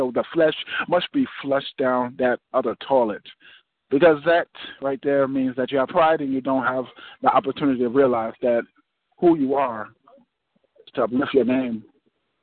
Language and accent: English; Irvington, New Jersey, United States; I'm from Irvington, New Jersey